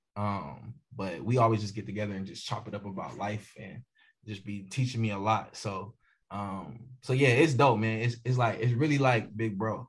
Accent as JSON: {"language": "English", "town": "Bristol", "region": "Virginia", "country": "United States", "tie": "born or raised there", "said": "I'm from Bristol, Virginia. Um, which again we call Virginia two two down. So um, yeah, Bristol, Virginia."}